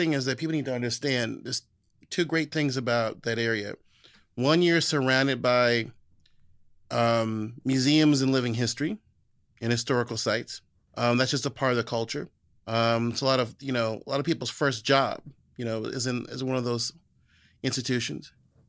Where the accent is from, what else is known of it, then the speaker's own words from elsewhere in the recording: Virginia, United States; You're from Montgomery County, I'm from Loudoun County.